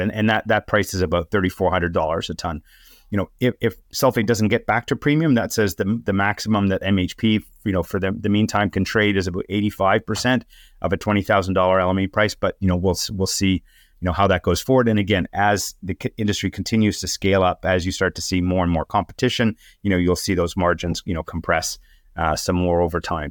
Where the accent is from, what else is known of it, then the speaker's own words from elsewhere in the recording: Canada; as a Canadian